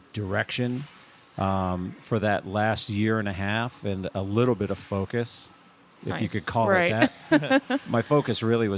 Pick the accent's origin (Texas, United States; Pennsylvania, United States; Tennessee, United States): Pennsylvania, United States; Pittsburgh; moved away as an adult; now in Vermont, United States; I was born and raised in Pittsburgh, Pennsylvania, and moved here when I was 24.